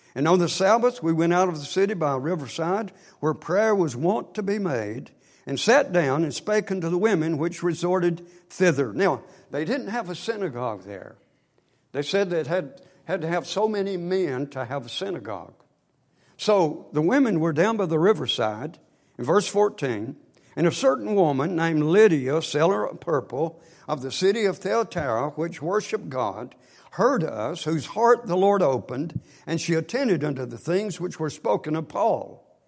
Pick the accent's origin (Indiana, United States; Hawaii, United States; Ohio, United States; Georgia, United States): Georgia, United States; Northwest; We grew up in Northwest Georgia, right out of Chattanooga on the Georgia side